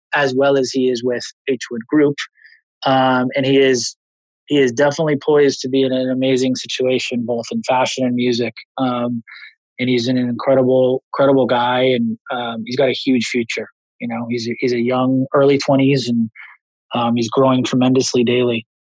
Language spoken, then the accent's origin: English; Los Angeles, California, United States; I grew up in Los Angeles.